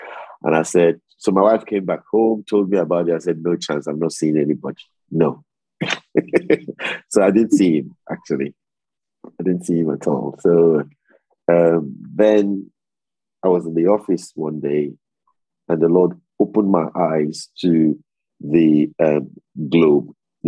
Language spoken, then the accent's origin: English; Sheffield, Yorkshire and the Humber, United Kingdom; So I'm from Sheffield. York is in North Yorkshire and I'm in South Yorkshire.